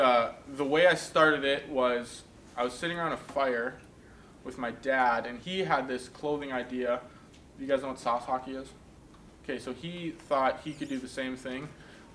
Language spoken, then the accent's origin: English; Minot, North Dakota, United States; also born or lived in Steinbach, Manitoba, Canada; I grew up in Minot, North Dakota